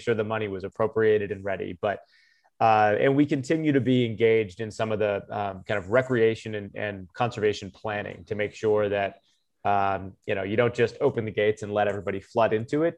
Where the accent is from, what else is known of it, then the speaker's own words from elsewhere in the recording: Tucson, Arizona, United States; moved away as an adult; also born or lived in Georgia; now in Colorado, United States; my hometown school